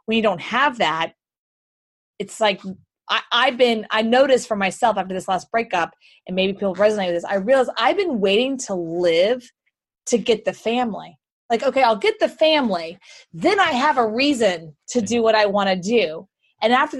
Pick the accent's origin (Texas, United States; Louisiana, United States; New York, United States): Texas, United States; Houston; moved away; Houston, Texas.